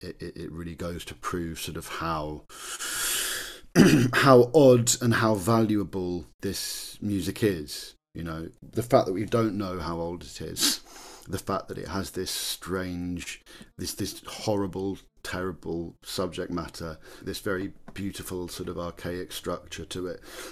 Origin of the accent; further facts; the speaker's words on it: England, United Kingdom; I think it's a very important thing for us as English people to recognise that we're capable of weird, wonderful little things.